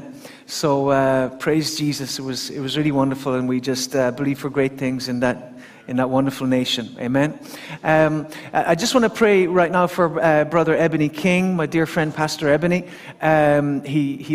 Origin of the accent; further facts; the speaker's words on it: Killarney, Munster, Ireland; as a little boy growing up in Killarney